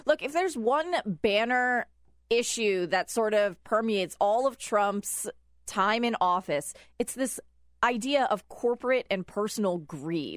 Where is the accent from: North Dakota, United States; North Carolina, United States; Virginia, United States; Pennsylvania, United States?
Virginia, United States; I'm from Virginia